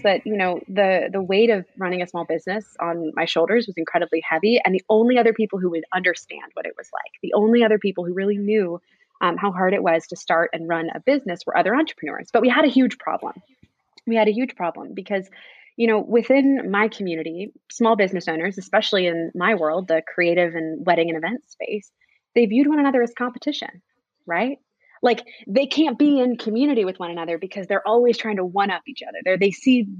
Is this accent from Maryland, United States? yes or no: yes; Annapolis, Maryland, United States; in my hometown of Annapolis